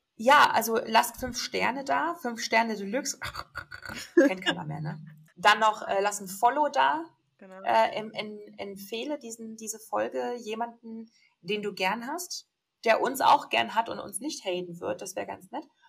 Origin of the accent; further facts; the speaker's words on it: Ruhr area, North Rhine-Westphalia, Germany; now in Augsburg, Germany; ich bin ja auch aus dem Ruhrgebiet